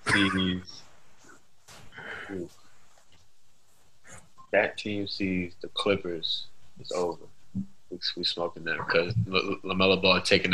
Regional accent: New York, United States; I'm from New York, so, you know, Giants fan

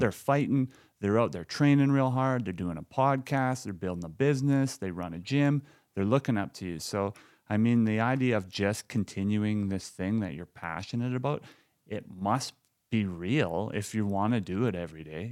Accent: Lloydminster, Canada; growing up in Lloydminster

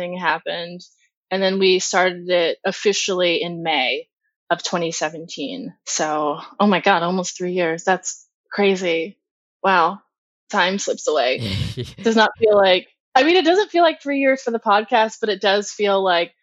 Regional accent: Ohio, United States; moved away as an adult; now in New York, United States; I'm from Ohio originally, but I've been in New York for 19 years

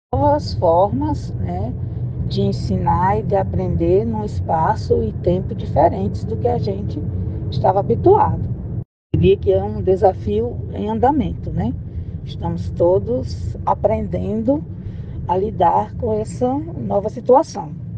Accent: Maceió, Alagoas, Brazil; Sou de Maceió, né? Nasci no mar, menina, na praia, jogando frescobol, a infância e adolescência todinha na praia

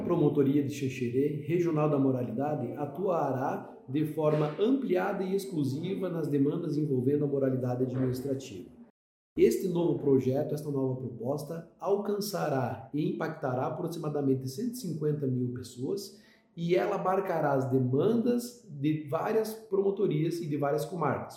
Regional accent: Pernambuco, Brazil; moved away as an adult; now in Canoinhas, Brazil; não sou natural de Santa Catarina, sou natural de Pernambuco e vim aqui há oito anos

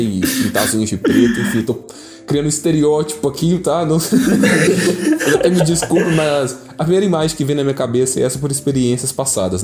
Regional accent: Brazil; Somos brasileiros

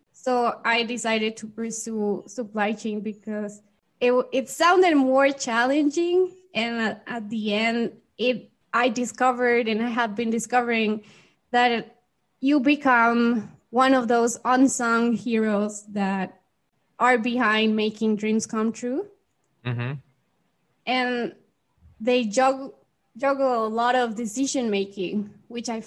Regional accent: Mexico; also born or lived in Guadalajara, Mexico; I am from Mexico, and I currently live here in Mexico in a city called Guadalajara.

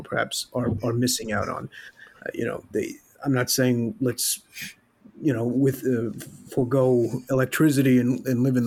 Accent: New York City, New York, United States; moved away as an adult; now in Austria; in New York City, where I'm from the Bronx

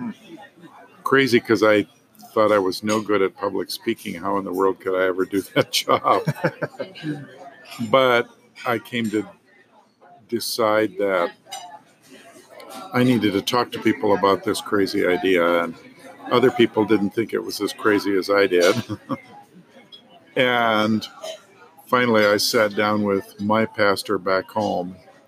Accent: Kalispell, Montana, United States; I grew up in Kalispell, Montana

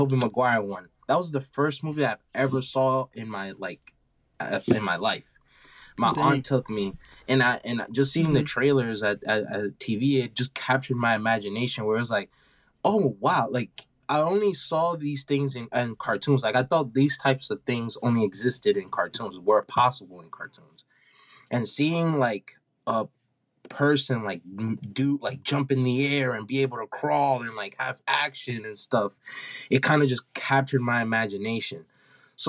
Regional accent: New York City, New York, United States; born and raised in New York, Brooklyn

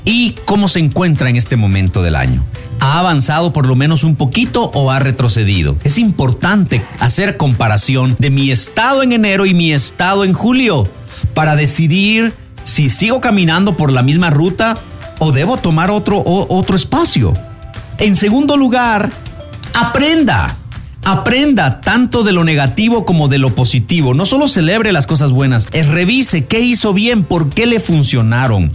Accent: Guatemala; Somos guatemaltecos

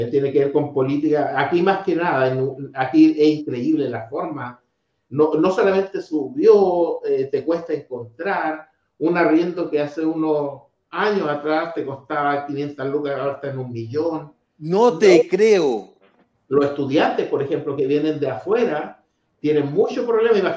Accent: Iquique, Tarapacá, Chile; born there; yo nací en Iquique, ¿ve? Y yo estudié en Arica y yo cuando nací en Iquique era una belleza esa ciudad

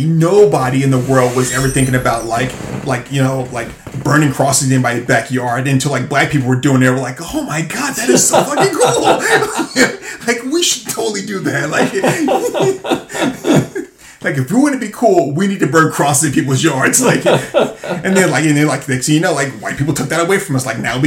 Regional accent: the South, United States; I mean, you know, growing up in the South

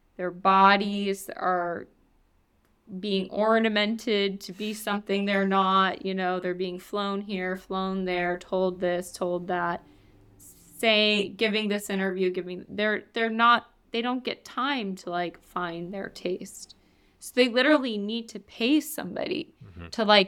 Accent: New York, United States; And I know this because I'm from New York.

